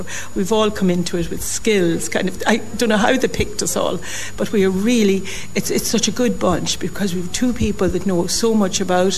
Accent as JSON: {"language": "English", "town": "Dundalk", "region": "County Louth", "country": "Ireland", "tie": "born or raised there", "said": "I was a town girl, born and bred in Dundalk"}